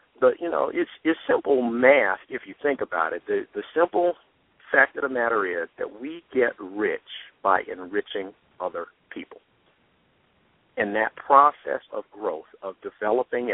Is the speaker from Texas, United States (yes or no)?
no; Atlanta, Georgia, United States; We're both here in Metro Atlanta